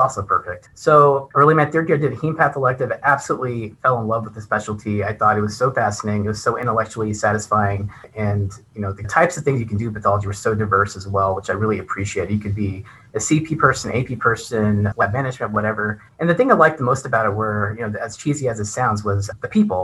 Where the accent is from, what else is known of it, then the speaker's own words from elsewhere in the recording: Texas, United States; moved away as an adult; also born or lived in Cleveland, Ohio; now in Albuquerque, United States; I grew up in Texas, as you might know. I did all my schooling in Texas